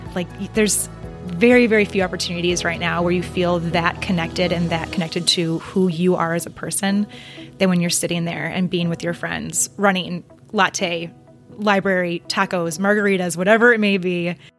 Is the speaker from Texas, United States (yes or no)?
no; Oconomowoc, Wisconsin, United States; moved away as an adult; also born or lived in Iowa / Dubuque, Iowa; I still also have a lot of really, really, really good friends in my hometown of Oconomowoc, Wisconsin